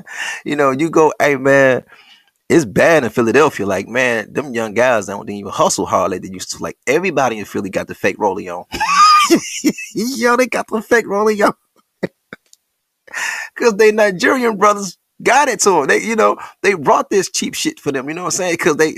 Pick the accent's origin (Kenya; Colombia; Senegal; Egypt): Senegal; Now, I got the records because I'm from Senegal and I'm a native